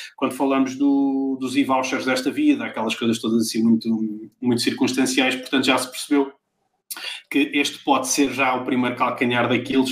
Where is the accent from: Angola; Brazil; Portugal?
Portugal; Pombal, Centro; moved away; todos nós que vivemos fora da nossa cidade Assim, de, de, coração e onde vivemos a vida toda. A minha Pombal